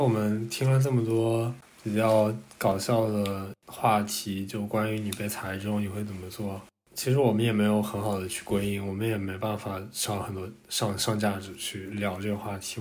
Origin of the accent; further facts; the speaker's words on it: China; 因为我们出生在中国，就长大也在中国